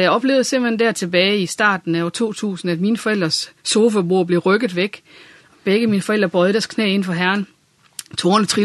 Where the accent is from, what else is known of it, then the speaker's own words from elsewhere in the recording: Randers, Central Denmark Region, Denmark; born there; also born or lived in Viborg; så øh, nærmere betegnet Randers, og har øh, boet en del år i Viborg og været i tjeneste der. Så det er det midtjyske, sådan.